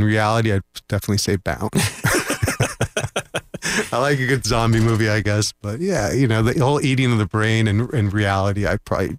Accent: Orlando, Florida, United States; I grew up in Orlando. So I've been here since I was 3 years ago.

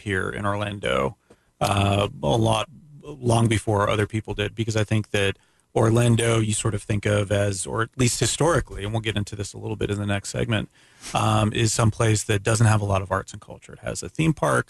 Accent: Canada; being Canadian

